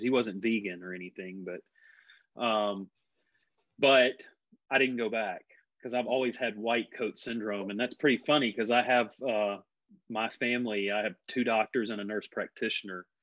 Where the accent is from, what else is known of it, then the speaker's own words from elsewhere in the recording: Mississippi, United States; now in North Carolina, United States; I grew up in Mississippi and came from a family of very blue collar